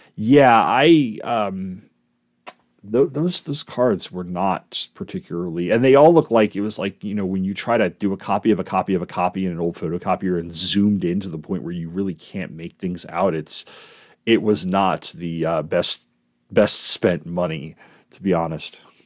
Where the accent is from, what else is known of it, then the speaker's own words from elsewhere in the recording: East Coast, United States; I'm from the East Coast